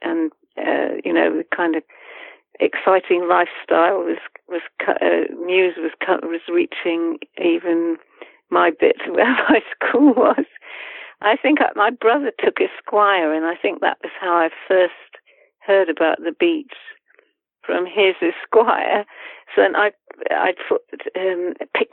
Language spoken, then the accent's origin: English; the north of England, United Kingdom; accent: northern; the students mocked my accent because I had a northern accent